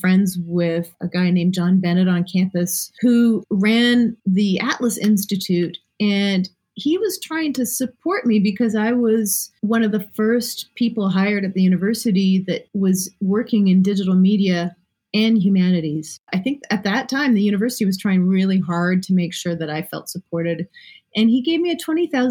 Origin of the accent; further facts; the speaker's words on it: Canada; being Canadian